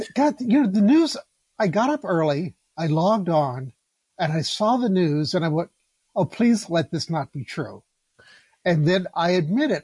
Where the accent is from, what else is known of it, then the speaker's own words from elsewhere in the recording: Los Angeles, California, United States; I, I grew up in South Central Los Angeles.